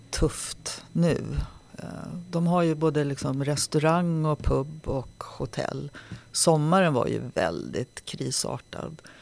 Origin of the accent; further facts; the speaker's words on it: Nacka, Stockholm County, Sweden; Jag växte upp i Nacka och eh, Nacka musikskola var en kommunal skola som nästan alla barn fick möjlighet att vara med i.